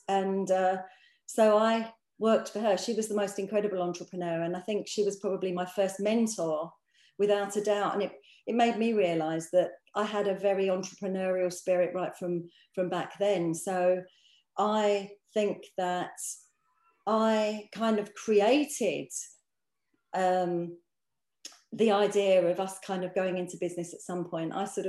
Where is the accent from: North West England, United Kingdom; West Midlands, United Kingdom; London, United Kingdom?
London, United Kingdom; I grew up actually. We sort of came from a fairly humble background.